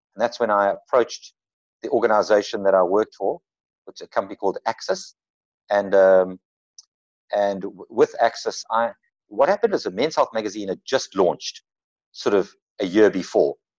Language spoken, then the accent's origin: English; Durban, KwaZulu-Natal, South Africa; moved away as an adult; also born or lived in Cape Town; I was, I was brought up in Durban.